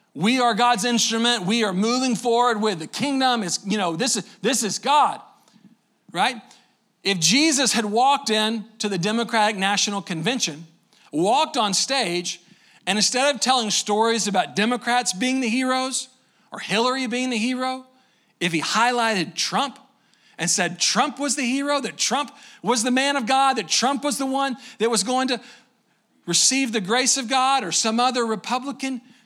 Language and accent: English; Waco, Texas, United States; I'm from Waco, just down the road a little bit